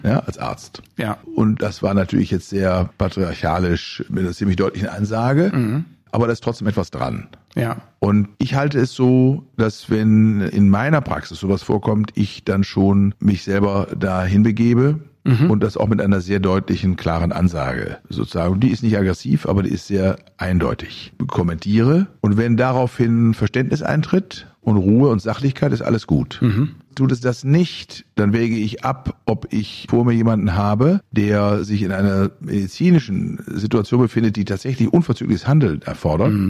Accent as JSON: {"language": "German", "country": "Germany", "said": "bei uns in Deutschland"}